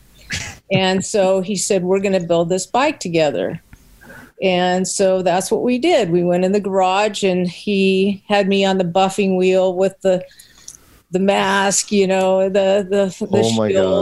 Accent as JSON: {"language": "English", "town": "Long Beach", "region": "California", "country": "United States", "tie": "born or raised there", "said": "I was born in Long Beach, California, and grew up in California"}